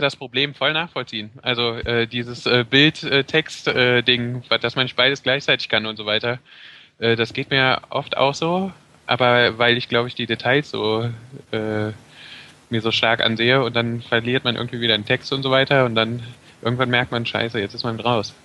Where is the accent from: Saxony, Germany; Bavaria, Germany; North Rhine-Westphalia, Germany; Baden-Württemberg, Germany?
North Rhine-Westphalia, Germany; Brühl; Ich komme aus Brück, also ich bin hier schon immer gewesen.